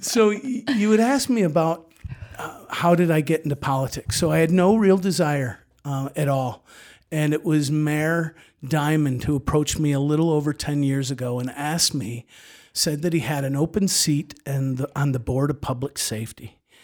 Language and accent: English; Ridge Street, New York, United States; I grew up right on Ridge Street, uh, two eighty-one Ridge.